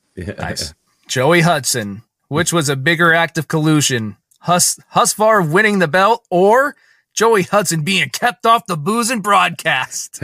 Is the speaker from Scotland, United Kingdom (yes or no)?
yes; Scotland, United Kingdom; accent: Scottish; my Scottish accent